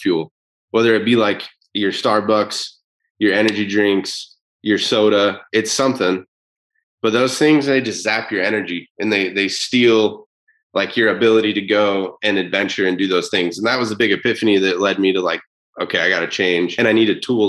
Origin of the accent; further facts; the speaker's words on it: Utah, United States; I'm from Utah